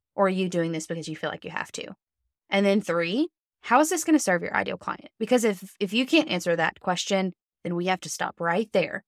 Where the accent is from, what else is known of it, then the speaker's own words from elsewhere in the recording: Alabama, United States; I'm from Alabama.